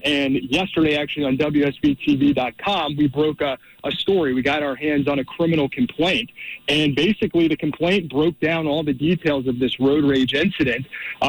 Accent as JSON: {"language": "English", "town": "East Cobb", "region": "Georgia", "country": "United States", "tie": "born or raised there", "said": "I grew up in East Cobb, so I actually went to high school with his daughter."}